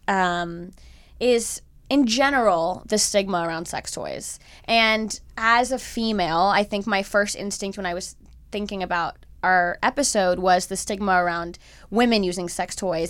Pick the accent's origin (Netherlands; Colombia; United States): United States; Miami, Florida; I'm from Miami